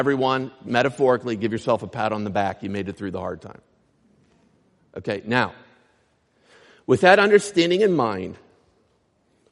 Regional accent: Clymer, Pennsylvania, United States; moved away; my hometown, Clymer, Pennsylvania.

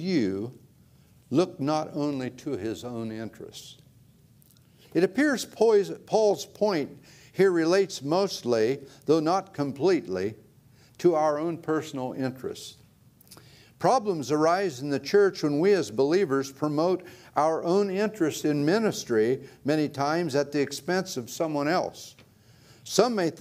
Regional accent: Ohio, United States; moved away; I grew up in Ohio

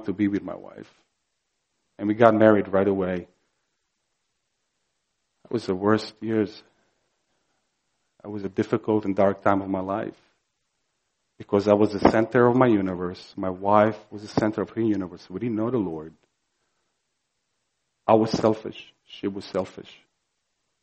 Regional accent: Croatia; moved away; I grew up in Croatia, ex-Yugoslavia, during the war, bloodiest war conflict post-World War II.

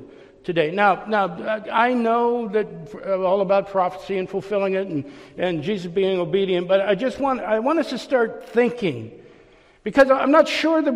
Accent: Youngstown, Ohio, United States; moved away as an adult; also born or lived in Orlando; I grew up in Youngstown, Ohio. I left when I was 19 years old

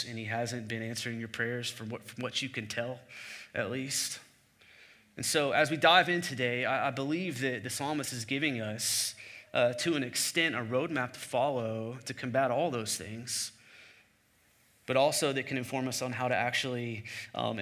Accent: the Bible Belt, United States; I grew up in the Bible Belt

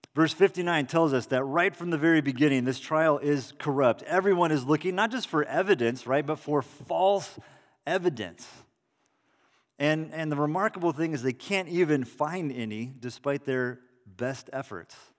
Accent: Salinas, California, United States; in the backyard of my parents' house that I grew up in in Salinas.

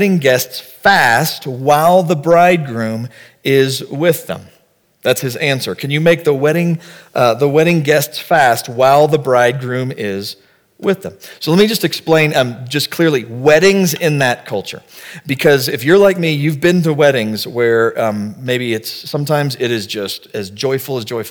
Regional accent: the South, United States; We're from the South

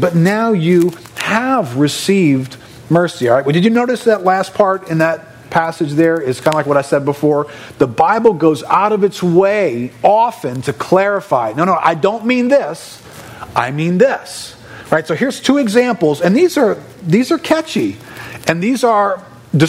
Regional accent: New Orleans, Louisiana, United States; I grew up in New Orleans and I grew up Catholic

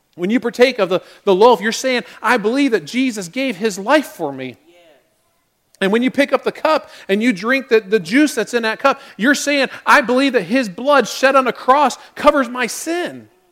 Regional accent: United States; we as American Christians

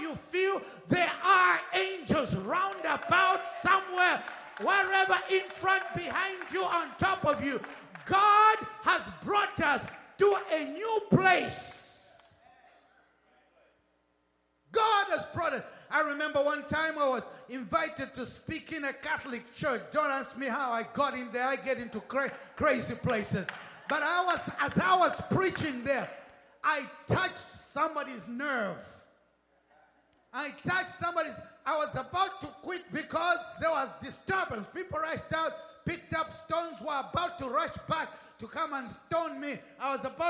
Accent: United Kingdom; accent: British; I'm British. British accent. We learned British stuff.

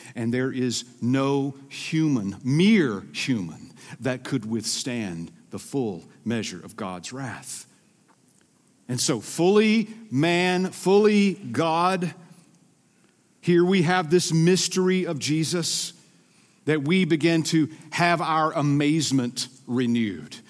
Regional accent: Georgia, United States; accent: Southern; moved away as an adult; now in Minnesota, United States; I'm originally from Georgia.

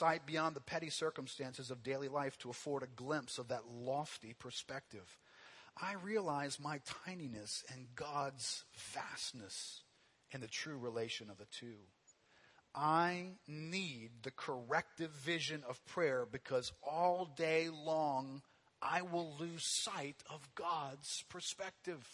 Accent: New Orleans, Louisiana, United States; growing up here in New Orleans

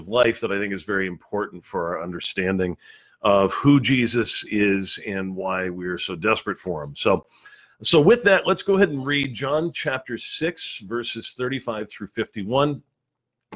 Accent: Southern California, United States; moved away; I'm originally from Southern California

